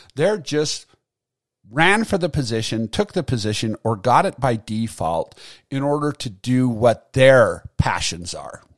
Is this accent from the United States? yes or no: yes; United States; as American citizens